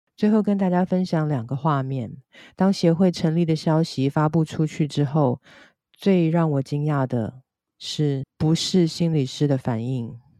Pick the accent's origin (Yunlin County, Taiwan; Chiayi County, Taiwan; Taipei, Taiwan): Taipei, Taiwan; 我出生在台北，一个闽南和客家的混血家庭。寒暑假会去新竹的客家庄，和台北的眷村找表兄弟姐妹跟堂兄弟姐妹一起玩